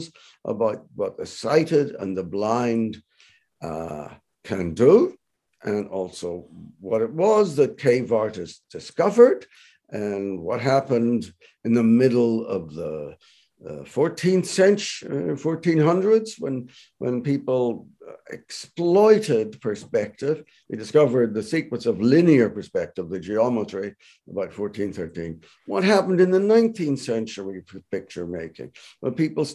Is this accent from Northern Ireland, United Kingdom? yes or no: yes; Belfast, Northern Ireland, United Kingdom; moved away as an adult; also born or lived in Toronto, Canada; now in Canada; I'm originally from Belfast, Northern Ireland, and I went to Queen's University Belfast as a psychology student